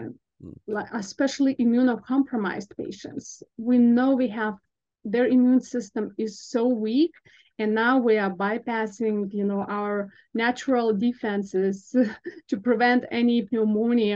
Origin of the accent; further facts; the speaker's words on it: Lithuania; moved away as an adult; also born or lived in Vilnius, Lithuania / Chicago, United States; now in United States; I'm originally from Lithuania, so I got my bachelor's degree in nursing back in Vilnius, and I did work as a registered nurse in an ICU in Lithuania.